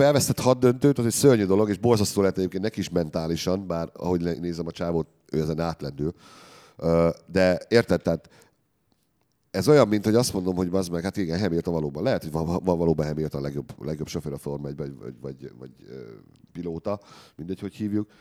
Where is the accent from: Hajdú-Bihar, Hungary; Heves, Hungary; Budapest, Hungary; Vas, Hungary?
Hajdú-Bihar, Hungary; Debrecen; Én debreceni vagyok, és Debrecen szurkoló volt.